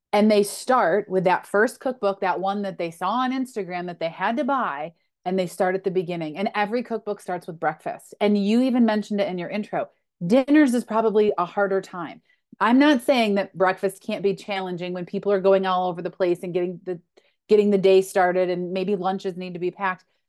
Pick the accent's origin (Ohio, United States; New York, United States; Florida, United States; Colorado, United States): New York, United States; Western; I grew up in Western New York